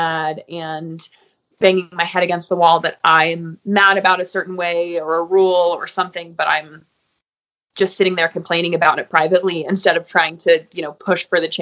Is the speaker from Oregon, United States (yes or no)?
no; Crested Butte, Colorado, United States; pride for my hometown and my community, and a real sense of loyalty to my community and wanting to help here in Crested Butte